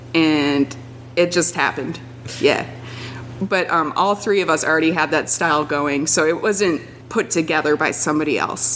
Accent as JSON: {"language": "English", "town": "Detroit", "region": "Michigan", "country": "United States", "said": "I'm from Detroit"}